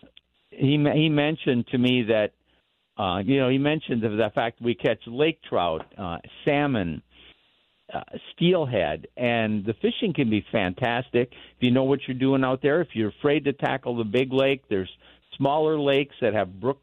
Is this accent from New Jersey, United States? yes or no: no; Minnesota, United States; I was born in Minnesota